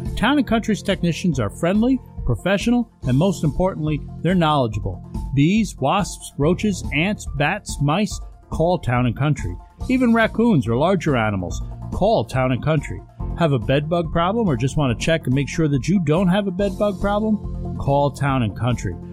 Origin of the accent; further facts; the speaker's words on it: Hudson Valley, New York, United States; moved away as an adult; now in Western New York, United States; I grew up down in the Hudson Valley